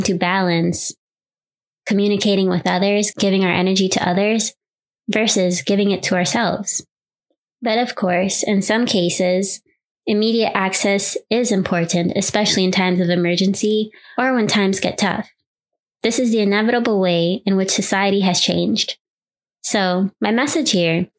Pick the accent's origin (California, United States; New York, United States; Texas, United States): New York, United States; New York City; growing up in New York City, being on public transportation with no cell phone